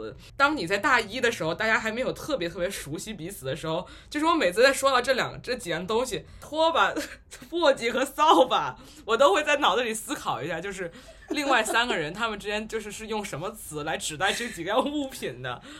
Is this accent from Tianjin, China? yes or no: yes; Tianjin, China; also born or lived in Beijing; 就是首先我是天津人，但是我们家都不讲天津话。